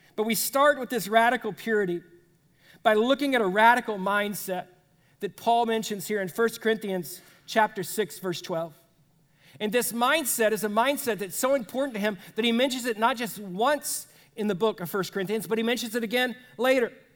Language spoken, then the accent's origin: English; United States; as Americans